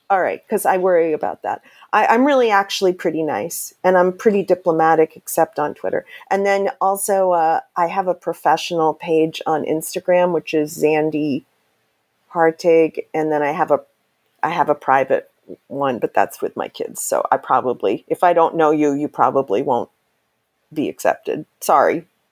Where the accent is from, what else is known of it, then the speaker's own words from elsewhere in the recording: New York City, New York, United States; I'm from New York City